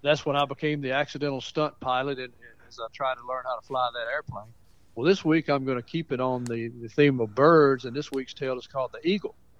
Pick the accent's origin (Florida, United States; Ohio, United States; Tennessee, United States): Tennessee, United States; Mount Pleasant; moved away as an adult; also born or lived in Jefferson County, Tennessee / Indiana / Pensacola; that's where I grew up, right there on Fairview Drive